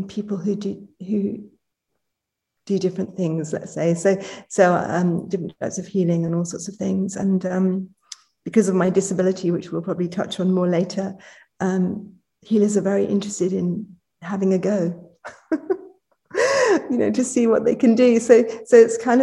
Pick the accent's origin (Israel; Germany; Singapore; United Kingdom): United Kingdom; also born or lived in London; I am British.